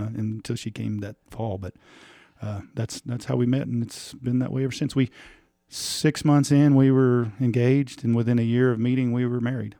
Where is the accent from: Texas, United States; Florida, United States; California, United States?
Texas, United States; Tulia; we're both from Tulia.